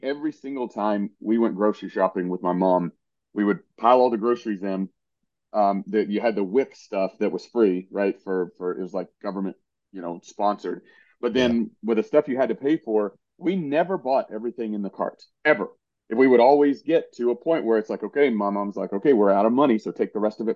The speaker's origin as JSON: {"language": "English", "region": "East Tennessee", "country": "United States", "tie": "born or raised there", "said": "I grew up in East Tennessee"}